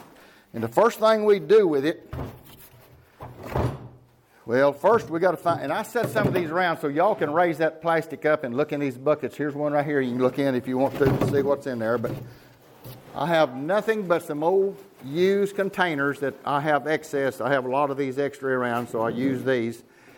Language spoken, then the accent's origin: English; Kingston, Oklahoma, United States; Okay, well … from Kingston, Oklahoma. We're in the greenhouse business for 54 years.